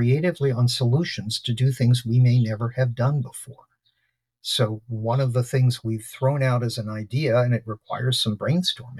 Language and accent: English; Trenton, New Jersey, United States; I was born in Trenton, New Jersey